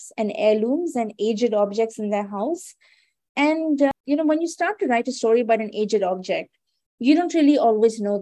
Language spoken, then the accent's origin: English; Delhi, India; I'm from Delhi because I was born there